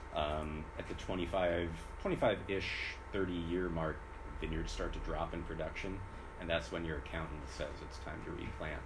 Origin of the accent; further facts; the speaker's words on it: California, United States; a Californian